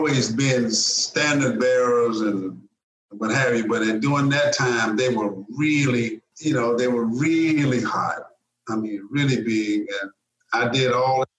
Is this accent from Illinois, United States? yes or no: no; Memphis, Tennessee, United States; A Southern guy, a boy from Memphis, Tennessee